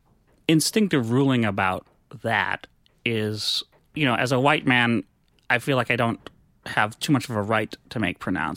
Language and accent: English; Menominee, Wisconsin, United States; moved away as an adult; also born or lived in New York; I'm from Menominee, Wisconsin.